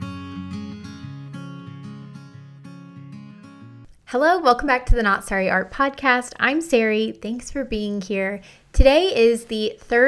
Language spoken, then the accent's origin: English; United States; I'm from the United States